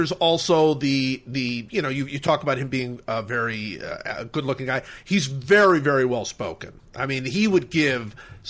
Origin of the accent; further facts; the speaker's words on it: Cleveland, Ohio, United States; I'm from Cleveland